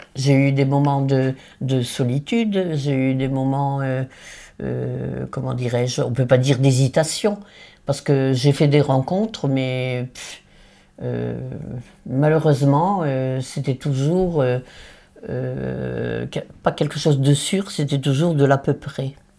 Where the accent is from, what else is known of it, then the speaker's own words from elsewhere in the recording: Nord, Hauts-de-France, France; moved away; also born or lived in Paris; je suis nordiste du Nord